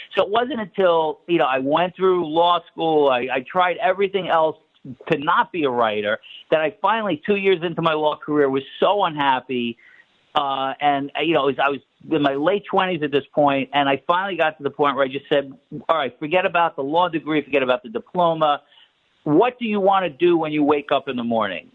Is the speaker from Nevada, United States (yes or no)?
no; New York City, New York, United States; moved away; I grew up in Brooklyn in Marine Park